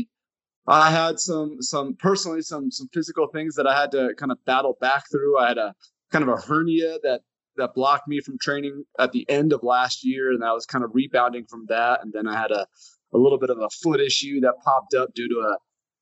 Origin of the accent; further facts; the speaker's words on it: Connecticut, United States; moved away; I grew up in Connecticut